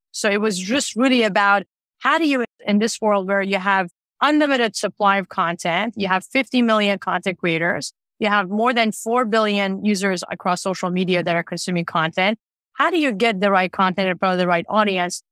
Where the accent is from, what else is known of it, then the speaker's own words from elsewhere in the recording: Tehran, Tehran Province, Iran; now in Canada; I grew up in Tehran in Iran